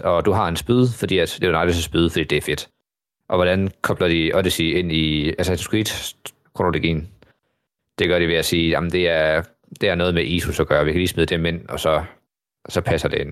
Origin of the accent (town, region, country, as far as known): Denmark